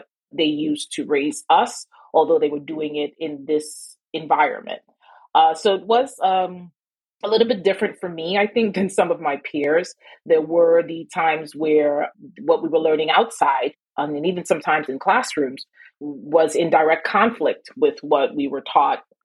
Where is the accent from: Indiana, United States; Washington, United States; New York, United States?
New York, United States; New York City; also born or lived in Trinidad; I am born and raised here in New York, I did spend a part of my formative years in Trinidad